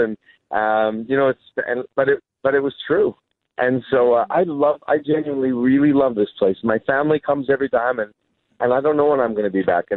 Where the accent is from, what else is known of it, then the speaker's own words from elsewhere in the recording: Vancouver, British Columbia, Canada; when I go home to Vancouver